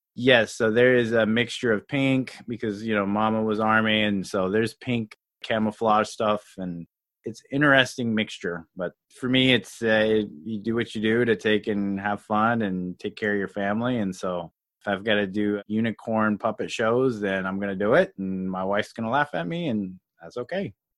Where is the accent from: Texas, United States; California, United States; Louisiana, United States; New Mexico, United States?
Louisiana, United States; also born or lived in Colorado; I was actually born in Colorado and grew up in Louisiana